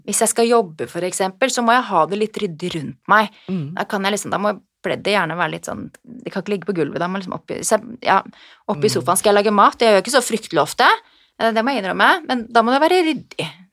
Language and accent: Norwegian; Norway